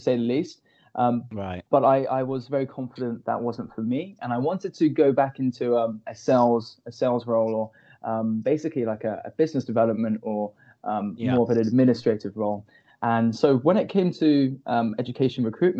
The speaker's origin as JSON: {"language": "English", "town": "Reading", "region": "South East England", "country": "United Kingdom", "tie": "born or raised there", "also_born_or_lived": "Bangor, Wales / Singapore", "moved": "as an adult", "lives_now": "Shanghai, China", "said": "So I'm from Berkshire. I was born and raised in Berkshire, around the Reading area."}